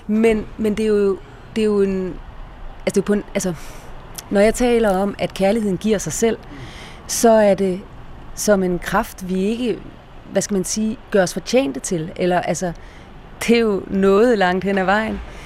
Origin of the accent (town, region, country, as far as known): Denmark